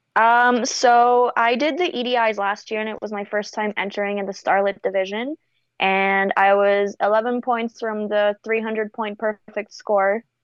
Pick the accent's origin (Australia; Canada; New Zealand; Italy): Canada; also born or lived in Bulgaria; now in United States; I'm born and raised in Eastern Europe in Bulgaria. Wow. Um, I got brought to Canada when I was nine